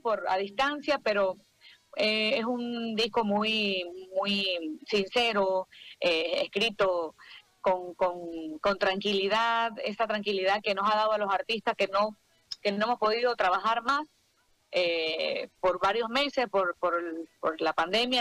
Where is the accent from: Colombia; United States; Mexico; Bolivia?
Bolivia; artista boliviana